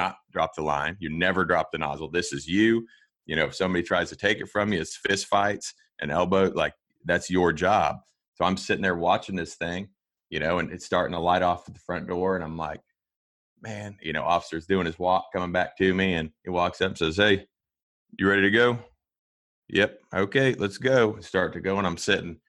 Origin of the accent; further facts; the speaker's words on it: Kansas, United States; also born or lived in Florida; born and raised on a farm here in Kansas